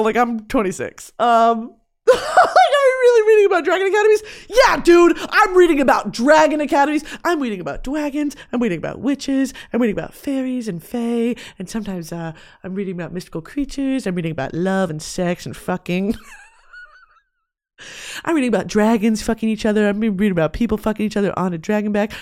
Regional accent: United States; also born or lived in Lewisville, Texas; I'm talking about as an American

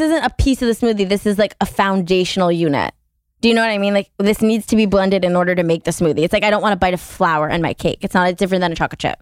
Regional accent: Connecticut, United States; moved away as an adult; also born or lived in New York; now in Los Angeles, United States; I am from Connecticut.

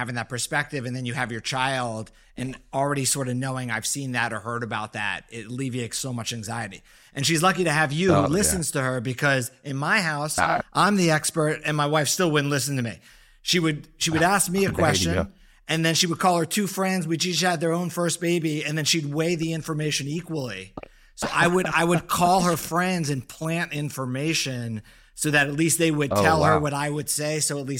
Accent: Boston, Massachusetts, United States; I was born in Boston.

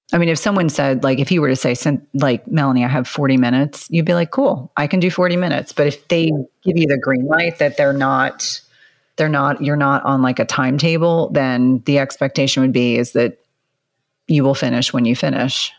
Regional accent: New Jersey, United States; moved away; also born or lived in South Carolina; I grew up in New Jersey and some of that has kind of stayed in me

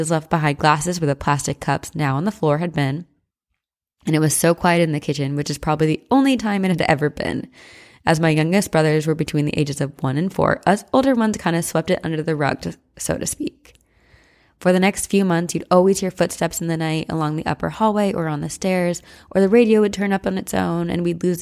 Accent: Ontario, Canada; Oh, did I mention I'm from Ontario, Canada? Five minutes from the beaches of Lake Erie?

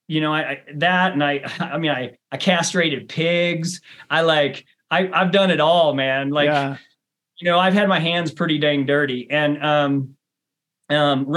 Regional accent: rural Missouri, United States; also born or lived in Bend, Oregon; now in Flagstaff, United States; I grew up on a 700-acre family farm

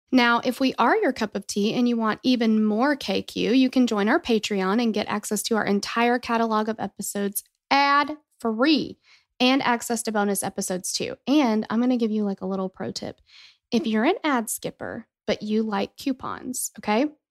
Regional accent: Tennessee, United States; we're from Tennessee

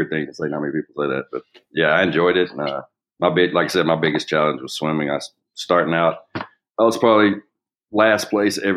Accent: Macon, Georgia, United States; moved away as an adult; now in Normangee, Texas, United States; I grew up in a small town in Georgia, Macon, Georgia

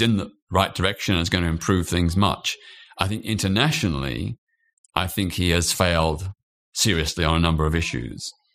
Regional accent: Australia; now in United Kingdom; I was born in Australia.

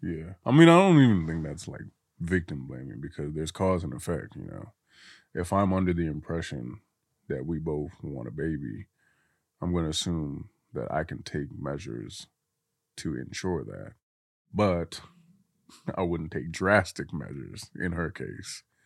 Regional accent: Guinea; now in United States; I'm from Guinea

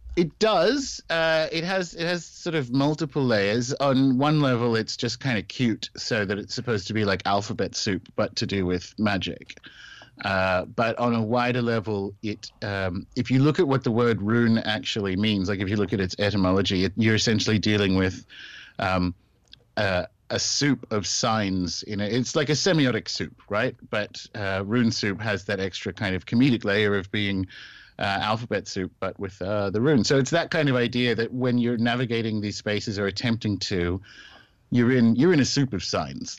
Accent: Australia; moved away as an adult; also born or lived in New Zealand / United Kingdom; I was born and raised in Australia

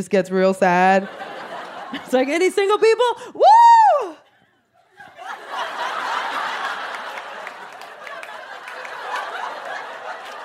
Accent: New York City, New York, United States; I am Puerto Rican from the South Bronx.

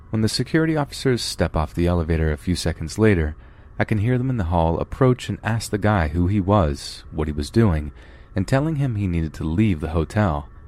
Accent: Texas, United States; moved away as an adult; now in New York, United States; I was born and raised in Texas, but had to move to New York when I was 21.

